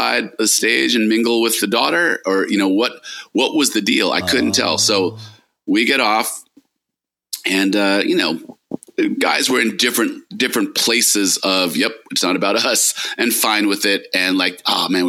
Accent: New York, United States; we're both from New York

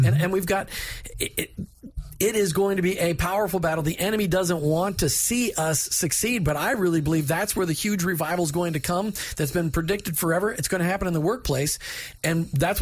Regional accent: Minnesota, United States; I'm from Minnesota. We call it pop.

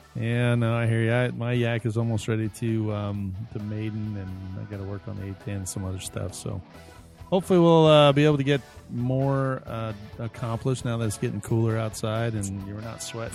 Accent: Sugar Land, Texas, United States; moved away as an adult; now in Phoenix, United States; I grew up in Sugarland, Texas, on the southwest

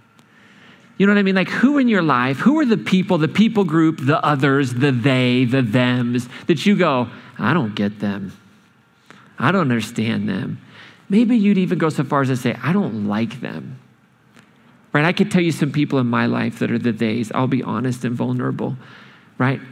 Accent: Boston, Massachusetts, United States; I'm from Boston

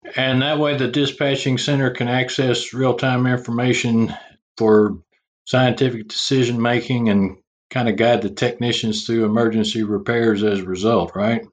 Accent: Texas, United States; accent: Texas; my Texas accent

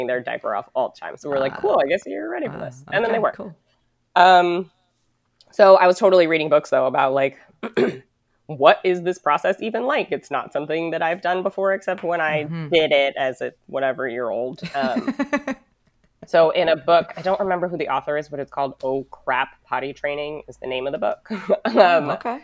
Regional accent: United States; I was born and raised in the United States

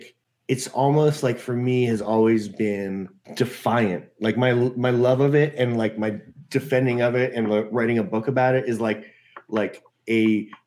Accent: New York City, New York, United States; I grew up in New York City, and I went to this prep school in the city

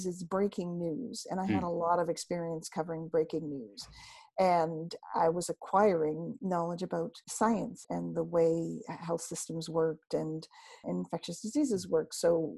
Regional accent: Canada; moved away; also born or lived in Toronto; I am from Canada, and I've been a reporter for about 40 years

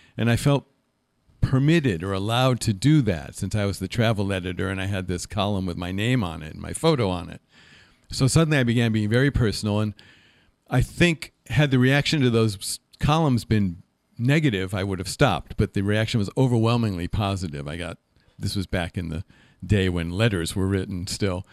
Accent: Middlebury, Connecticut, United States; moved away; also born or lived in Berkeley; I was raised in the Congregational Church in Middlebury, Connecticut

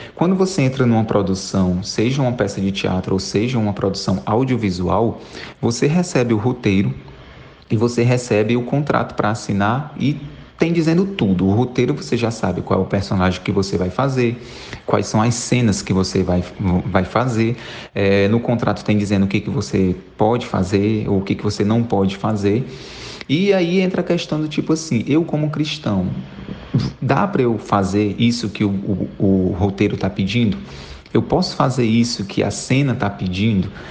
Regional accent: Fortaleza, Ceará, Brazil; sou de Fortaleza, no Ceará.

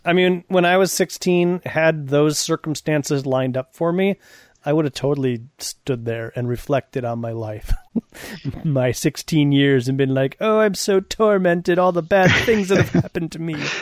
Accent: Wisconsin, United States; I grew up in Wisconsin, and there's a town called Kenosha, which is okay. south of us

